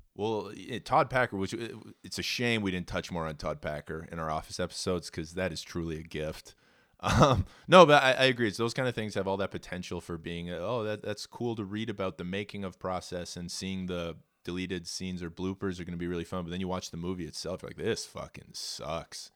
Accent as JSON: {"language": "English", "town": "Edmonton", "region": "Alberta", "country": "Canada", "tie": "born or raised there", "said": "I'm the only fucking purebred Albertan of the litter, bud. I was born in Edmonton"}